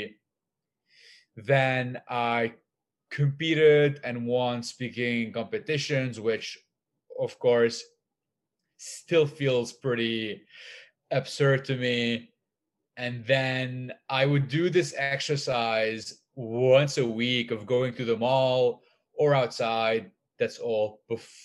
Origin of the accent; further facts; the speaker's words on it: Lebanon; I grew up in Lebanon